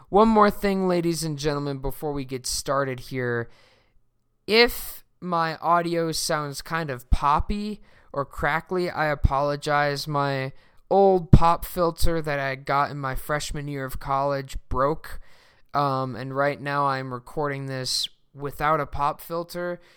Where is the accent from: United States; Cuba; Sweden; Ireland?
Sweden; moved away; my home country of Sweden